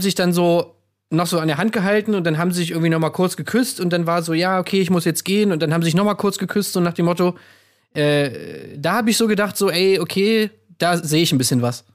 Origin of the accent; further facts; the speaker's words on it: East Germany, Germany; Ich bin ja selber aus dem Osten